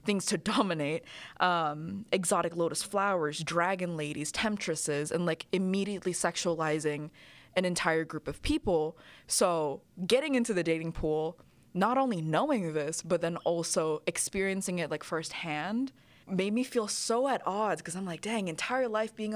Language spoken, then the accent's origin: English; Indonesia; I grew up in Indonesia.